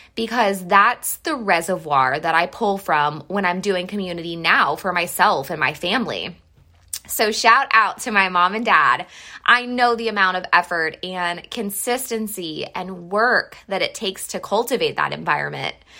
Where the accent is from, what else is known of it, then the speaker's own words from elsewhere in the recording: Mansfield, Ohio, United States; moved away; We are originally from Mansfield, Ohio.